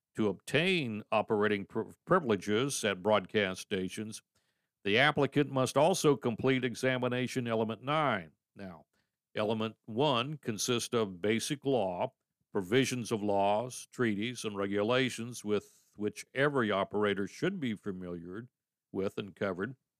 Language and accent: English; Troutville, Virginia, United States; Troutville, Virginia, which is my hometown